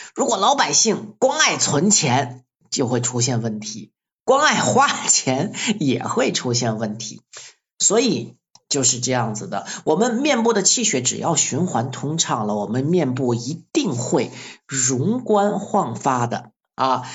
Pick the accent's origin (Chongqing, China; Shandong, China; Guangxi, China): Guangxi, China; Luzhai; 我在柳州和桂林中间的陆寨县出生的